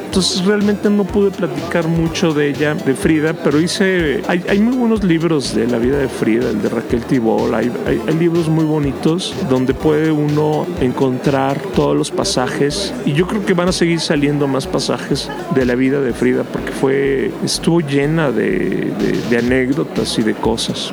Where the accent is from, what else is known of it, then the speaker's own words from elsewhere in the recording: Mexico; somos orgullosamente mexicanos